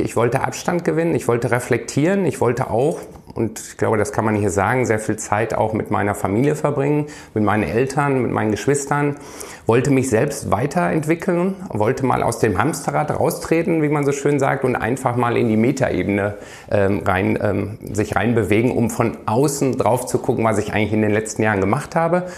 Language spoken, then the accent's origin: German; Iserlohn, North Rhine-Westphalia, Germany; moved away; Ich komme aus Iserlohn, aus dem Sauerland, ist ja auch eine Eishockey-Hochburg. Ähm, ja. Ähm, wie gesagt, lange ähm, dort ähm, gelebt